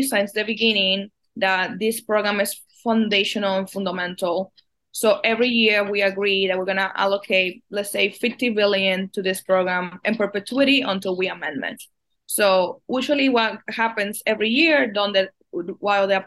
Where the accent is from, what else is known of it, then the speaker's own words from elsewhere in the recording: Dominican Republic; now in United States; I was born and raised in the Dominican Republic in a really agrarian community in the Dominican Republic